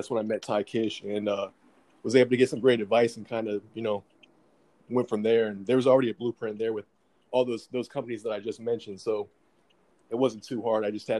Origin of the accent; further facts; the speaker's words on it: Wake Forest, North Carolina, United States; moved away as an adult; also born or lived in Orlando, Florida; I grew up in Wake Forest, North Carolina, which is right outside of Raleigh.